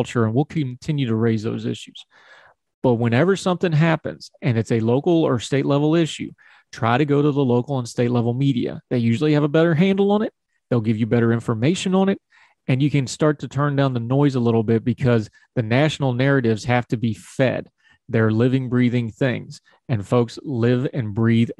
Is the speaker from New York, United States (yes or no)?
no; West Virginia, United States; accent: hillbilly; my home state of West Virginia